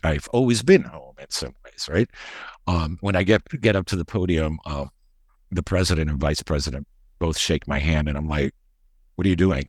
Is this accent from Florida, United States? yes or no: yes; Miami, Florida, United States; also born or lived in Madrid, Spain; I grew up in Miami